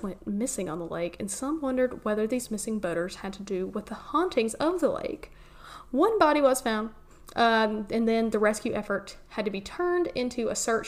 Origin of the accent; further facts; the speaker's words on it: Lake Lure, North Carolina, United States; Lake Lure in my hometown